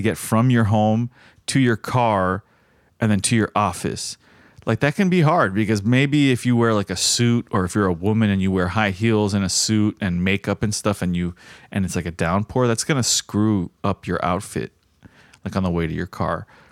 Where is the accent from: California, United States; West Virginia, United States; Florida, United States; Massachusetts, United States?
Florida, United States; South; growing up in South Florida and it rains so often